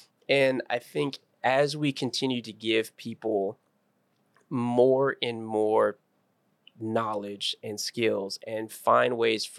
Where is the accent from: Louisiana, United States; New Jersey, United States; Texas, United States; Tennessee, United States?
Texas, United States; Beeville; Uh-huh. More realistic. It's a Beeville, Texas.